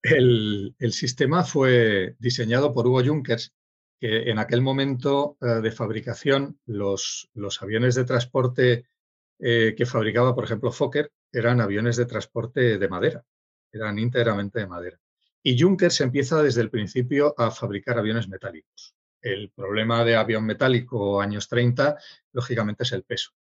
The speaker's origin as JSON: {"language": "Spanish", "town": "Sidi Ifni", "region": "Guelmim-Oued Noun", "country": "Morocco", "tie": "born or raised there", "moved": "yes", "said": "nací en Sidifni y yo nací en Sidifni en 1961"}